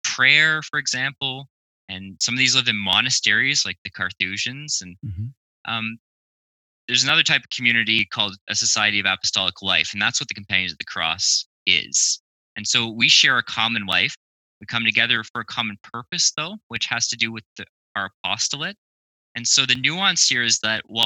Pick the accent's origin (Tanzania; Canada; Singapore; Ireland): Canada; Ottawa, Ontario; I was born and raised in Ottawa, Ontario, Canada.